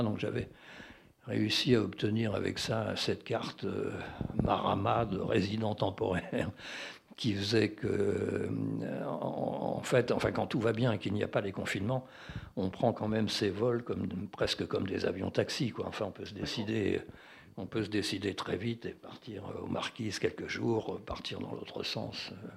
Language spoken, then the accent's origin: French; France; je suis français